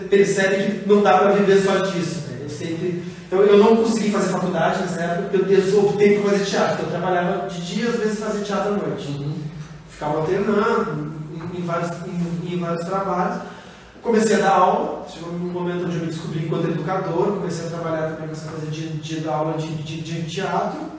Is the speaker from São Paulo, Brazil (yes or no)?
no; Porto Alegre, Rio Grande do Sul, Brazil; moved away as an adult; now in Sorocaba, Brazil; Sou do Sul, sou de Porto Alegre.